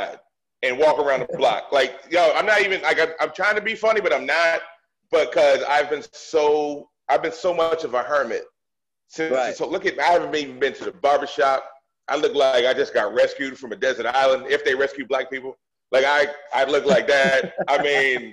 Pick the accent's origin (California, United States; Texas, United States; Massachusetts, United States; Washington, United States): Massachusetts, United States; Boston; When I was a kid, like, I'm from Dorchester.